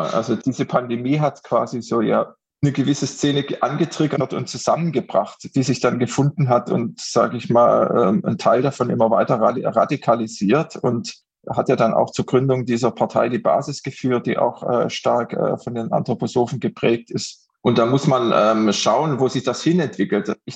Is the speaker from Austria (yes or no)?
no; Crailsheim, Baden-Württemberg, Germany; Also auch in meiner Kleinstadt gibt es inzwischen eine Waldorfschule, wo ich herkomme, in Kreilsheim. Äh, das ist eine 20.000, 30.000 Einwohnerstadt.